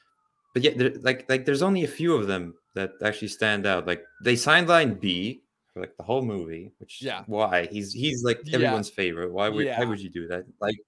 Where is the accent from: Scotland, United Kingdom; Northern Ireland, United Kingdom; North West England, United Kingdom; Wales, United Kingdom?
Scotland, United Kingdom; I'm very Scottish.